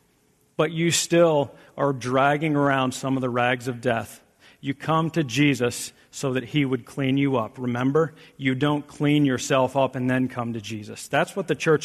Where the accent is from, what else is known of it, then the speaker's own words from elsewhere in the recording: South Central Pennsylvania, United States; now in Michigan, United States; I'm from South Central Pennsylvania